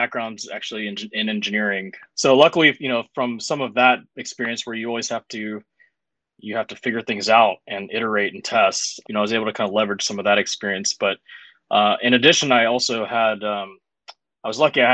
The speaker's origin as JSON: {"language": "English", "region": "Mississippi", "country": "United States", "tie": "born or raised there", "said": "And I'm actually born and raised in Mississippi. And I know I certainly sound like it."}